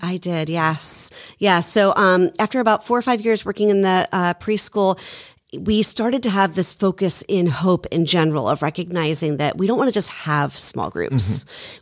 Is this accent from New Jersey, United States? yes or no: yes; Haddonfield, New Jersey, United States; I grew up in Haddonfield